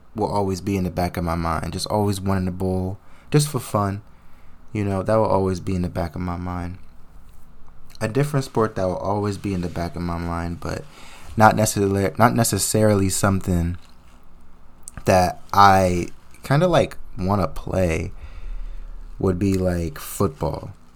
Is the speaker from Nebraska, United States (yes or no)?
no; New Jersey, United States; I hail from the Sweet, Sweet Land of New Jersey